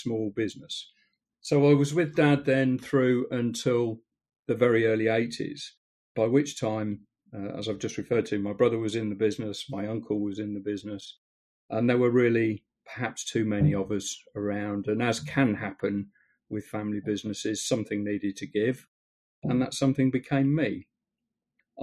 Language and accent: English; Stamford, East Midlands, United Kingdom; we're from Stamford in Lincolnshire